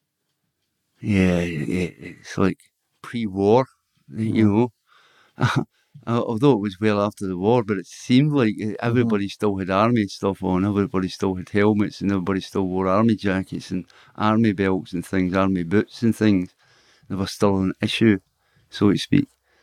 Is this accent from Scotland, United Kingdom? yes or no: yes; Glasgow, Scotland, United Kingdom; I was born in Glasgow, Milton Street, Glasgow